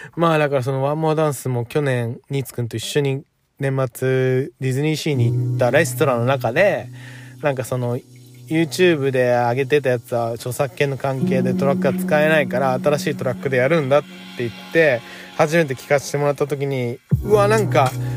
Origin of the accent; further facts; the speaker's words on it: Tokyo, Japan; 東京で育ってるので本当に地元がないとか帰るところがないって思う